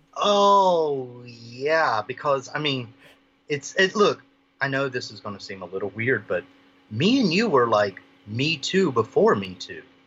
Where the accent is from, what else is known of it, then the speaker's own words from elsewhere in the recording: the South, United States; now in Maui, United States; I'm from the 50th state now. I'm originally from the South